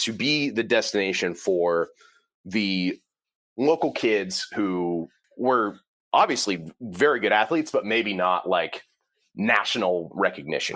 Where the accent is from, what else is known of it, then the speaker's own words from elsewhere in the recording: Ohio, United States; I grew up in Ohio. I grew up about like an hour and a half from Ohio